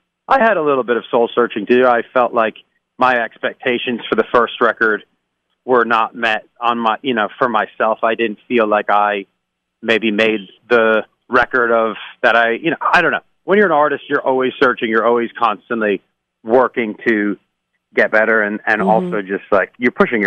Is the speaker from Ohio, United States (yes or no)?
no; New York, United States; now in Los Angeles, United States; And I'm an East Coast guy. I grew up in New York